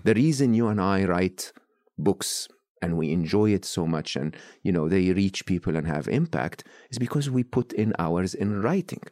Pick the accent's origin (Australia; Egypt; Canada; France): Egypt; born or raised there